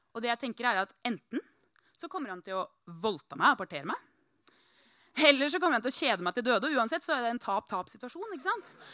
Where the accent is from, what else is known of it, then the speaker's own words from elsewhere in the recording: Norway; jeg er fra Norge